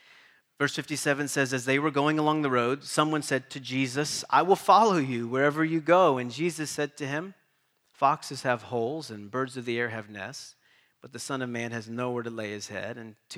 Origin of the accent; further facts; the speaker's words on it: East Coast, United States; also born or lived in Boston / Kentucky / North Carolina; now in San Diego, United States; how in the world did we get to San Diego? We grew up on the East Coast in a small mountain town. Everybody looked the same, thought the same, ate the same. We come to Boston, and then God leads us there for 11 years, and then he takes us to Kentucky